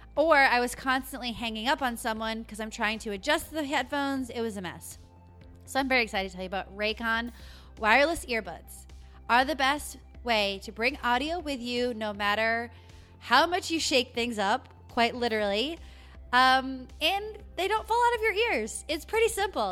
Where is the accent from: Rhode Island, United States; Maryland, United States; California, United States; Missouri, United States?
Rhode Island, United States; Lincoln; I grew up in Lincoln, Rhode Island, snooze town, U S A.